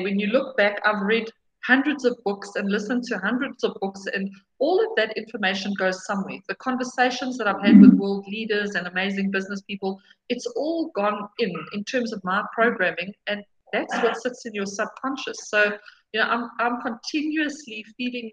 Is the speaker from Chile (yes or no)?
no; South Africa; So as a South African woman